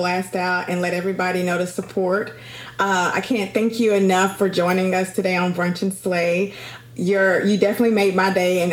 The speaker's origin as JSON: {"language": "English", "town": "Dallas", "region": "Texas", "country": "United States", "tie": "born or raised there", "said": "I'm from Dallas, so that's actually my hometown."}